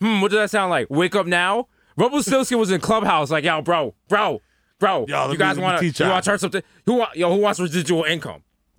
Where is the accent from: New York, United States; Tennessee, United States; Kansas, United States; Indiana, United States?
New York, United States; As someone who born and raised in the Bronx